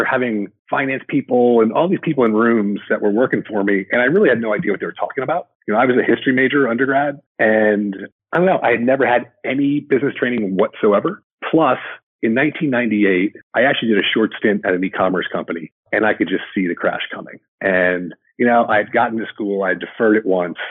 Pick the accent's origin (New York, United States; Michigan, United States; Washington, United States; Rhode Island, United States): New York, United States; I grew up in the New York area